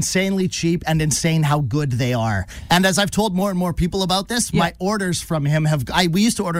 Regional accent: Abbotsford, British Columbia, Canada; I grew up in Abbotsford, where there's lots of farms and stuff.

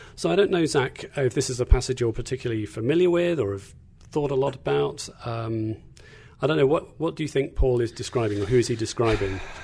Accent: England, United Kingdom; moved away as an adult; also born or lived in Tanzania / Kentucky; now in Indiana, United States; I'm from England, not Australia, as sometimes people like to think. Uh, so grew up in, uh, in England

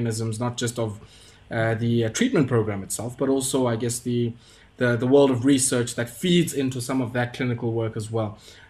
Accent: South Africa; as somebody who has worked in this space as a South African, on our universal treatment program as a country

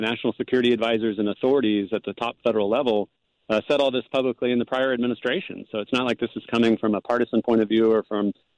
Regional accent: San Diego, California, United States; moved away as an adult; now in Minnesota, United States; I was born and raised in San Diego, California

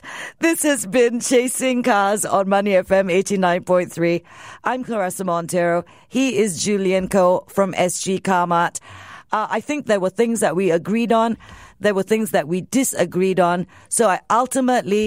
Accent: Singapore; we're Singaporean

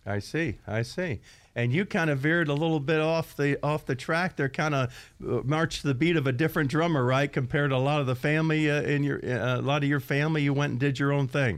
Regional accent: Florida, United States; moved away; I grew up in Florida, and you know how hot it is down in Florida, down there, and the grass grows most all year long

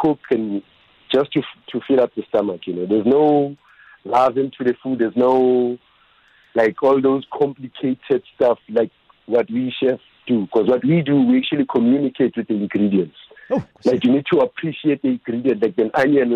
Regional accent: South Africa; growing up in the Kasi

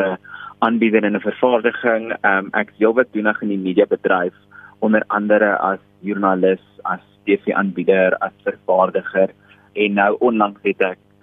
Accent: South Africa; ons ervarings as gay Afrikaanse Suid-Afrikaners

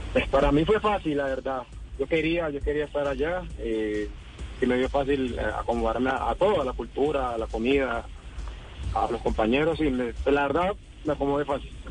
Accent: Colombia; moved away as an adult; also born or lived in Japan; como colombiano

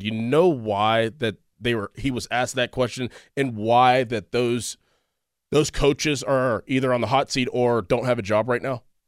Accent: Pittsburgh, Pennsylvania, United States; I grew up in Pittsburgh

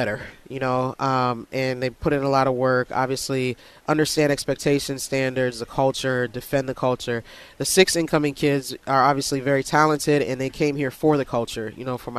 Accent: Herndon, Virginia, United States; I grew up in Northern Virginia.

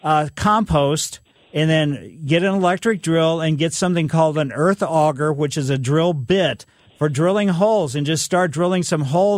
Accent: Ellisville, Missouri, United States; Growing up in Ellisville, you know, we had a pretty big yard

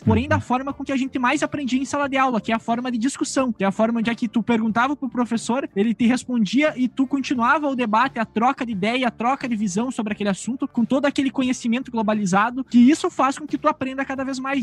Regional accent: northwest Rio Grande do Sul, Brazil; eu também sou aqui do Rio Grande do Sul. Nós todos somos, né? Somos aqui da região noroeste do Rio Grande do Sul

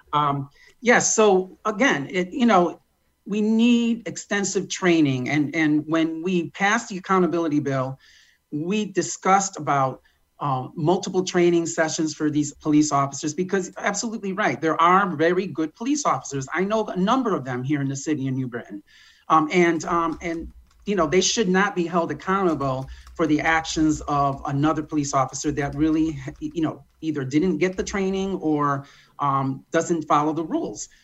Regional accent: United States; I was born in Malakowski Circle, um, raised there for 20 years

